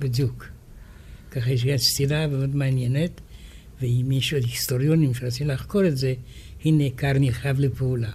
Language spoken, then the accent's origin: Hebrew; France; now in Israel; אני גדלתי בצרפת, אבל הסביבה של ההוריי היו רוסים